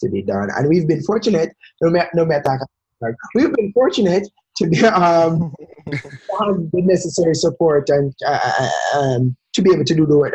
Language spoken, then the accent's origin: English; Jamaica; I'm Jamaican